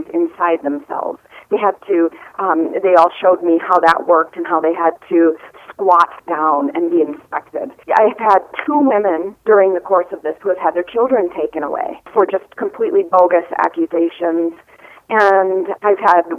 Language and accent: English; Wisconsin, United States; studying as a young teenager with Native people in my home state of Wisconsin